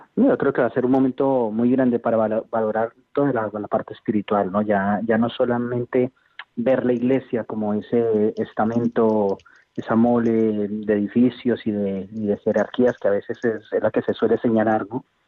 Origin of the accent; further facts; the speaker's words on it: Colombia; now in Huesca, Spain; yo no soy español, soy colombiano